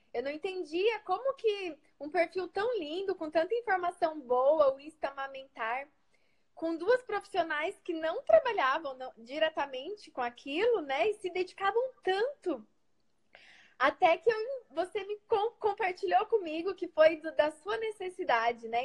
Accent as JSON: {"language": "Portuguese", "region": "Paraná", "country": "Brazil", "said": "eu sou aqui do Paraná"}